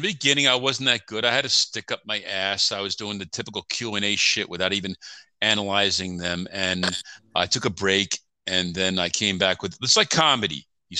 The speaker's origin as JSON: {"language": "English", "area": "Long Island", "region": "New York", "country": "United States", "accent": "New York accent", "moved": "as an adult", "said": "I'm from Long Island."}